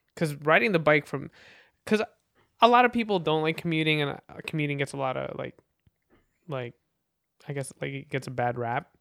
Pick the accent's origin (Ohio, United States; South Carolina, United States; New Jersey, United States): New Jersey, United States; also born or lived in Philippines; I'm from the Philippines originally, and, uh, I'm from New Jersey.